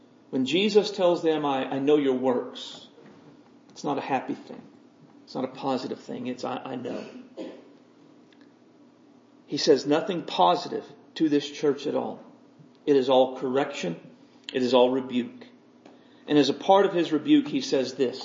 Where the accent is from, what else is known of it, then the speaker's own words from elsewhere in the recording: United States; I'm an American Christian. This is where I live.